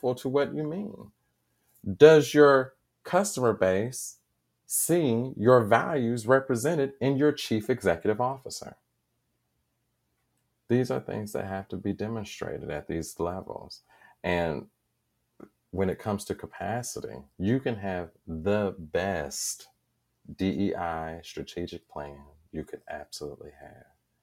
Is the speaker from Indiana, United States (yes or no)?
yes; Indianapolis, Indiana, United States; I am a lifelong Hoosier, born and raised here.